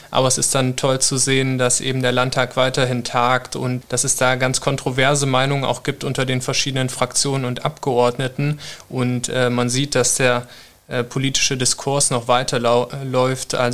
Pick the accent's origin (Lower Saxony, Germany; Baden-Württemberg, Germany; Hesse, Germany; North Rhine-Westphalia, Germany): Hesse, Germany; Äh, ich komme ja eigentlich aus Nordhessen. Da war ich jetzt ein Jahr in Wiesbaden.